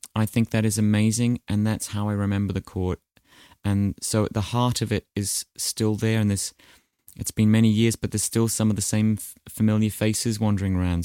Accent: New Zealand

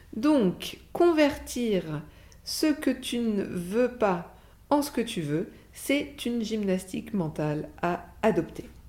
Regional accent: France; on a même un sacré avantage sur ce plan en tant que Français

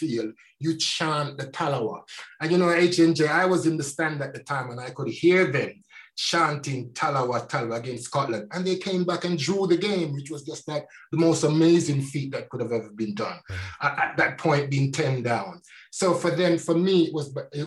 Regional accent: Jamaica; moved away; when I grew up in Jamaica

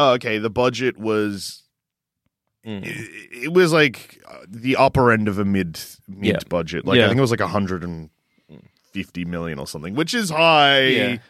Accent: Australia; I know that we're both from Australia

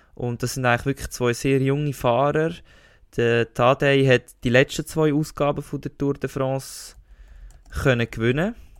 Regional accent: Switzerland; als richtiger Schweizer Federer-Fan

